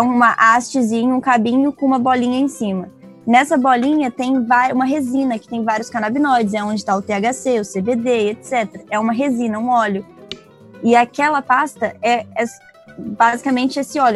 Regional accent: Vitória, Espírito Santo, Brazil; moved away as an adult; also born or lived in Tofino, Canada; sou da Ilha de Vitória, aqui no Espírito Santo, no Brasil

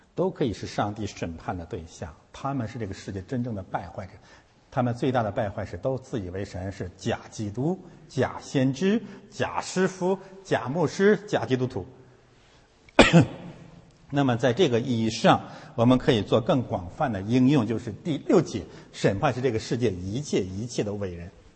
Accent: Heilongjiang, China; 我是黑龙江人

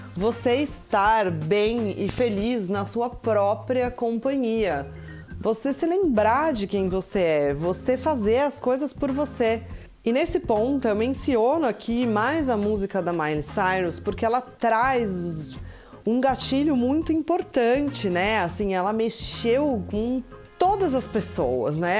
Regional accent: Brazil; moved away as an adult; faz exatamente dois meses que eu saí do Brasil

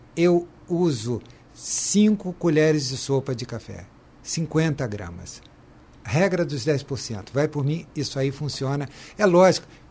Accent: Brazil; fazemos a diferença como brasileiros, né? Eu tenho muito orgulho de ser brasileiro

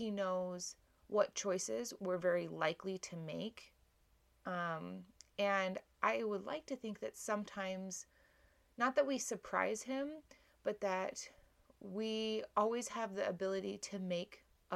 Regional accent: Hawaii, United States; moved away; When I was growing up in Hawaii

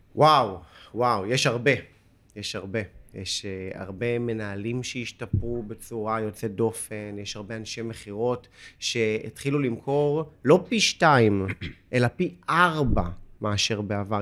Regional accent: Holon, Tel Aviv District, Israel; moved away

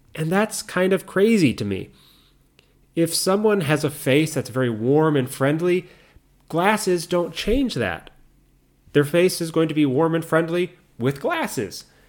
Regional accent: United States; I'm American

